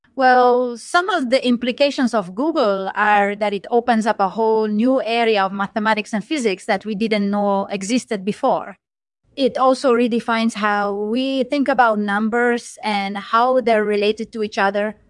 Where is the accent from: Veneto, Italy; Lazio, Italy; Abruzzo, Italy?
Lazio, Italy; Rome; moved away as an adult; now in United States; I was born in Rome, Italy, but I've lived in the U S for the past twenty years